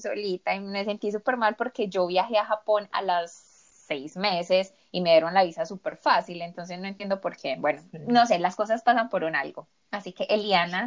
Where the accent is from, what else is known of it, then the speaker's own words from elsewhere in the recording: Colombia; por el hecho de ser colombiana